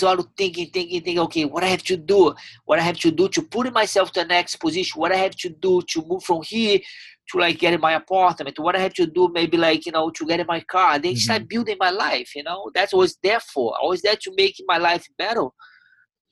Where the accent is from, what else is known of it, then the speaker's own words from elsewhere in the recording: Teresópolis, Rio de Janeiro, Brazil; English is a second language; moved away as an adult; also born or lived in Ribeirão Preto, Brazil / Delaware, United States; now in Tampa, United States; My whole family was in Teresópolis. All my friends, where I grew up, my home.